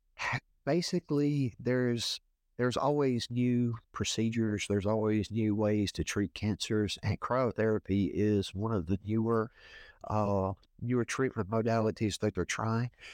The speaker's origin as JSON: {"language": "English", "area": "Woodsboro", "region": "Louisiana", "country": "United States", "tie": "born or raised there", "said": "I'm from Woodsboro, Louisiana. Been uh, been here all my life, uh, little small town in Northeast Louisiana"}